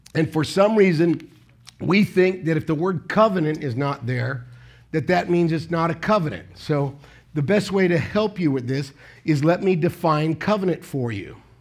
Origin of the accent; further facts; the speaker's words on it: United States; moved away as an adult; now in Philippines; an American pastor for fourteen years